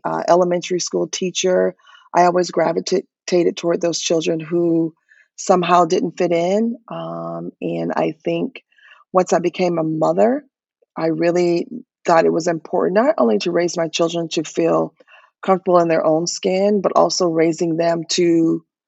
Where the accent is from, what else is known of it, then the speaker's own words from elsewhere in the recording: Florida, United States; I'm from Florida